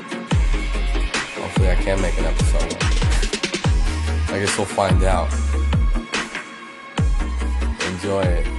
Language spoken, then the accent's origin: English; Texas, United States; I am from Texas. I am in Texas right now.